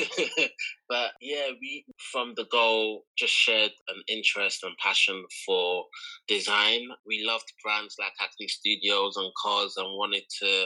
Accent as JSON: {"language": "English", "area": "Kent", "region": "South East England", "country": "United Kingdom", "tie": "born or raised there", "also_born_or_lived": "London (Elephant and Castle)", "said": "I was born in London, Guy's Hustle or London Bridge. So I'm a South London boy. Grew up in Elephant and Castle. And my parents were relocated from Nigeria to the UK. So it kind of started with them. And when I was around 7, 8, we kind of moved out of London to Kent"}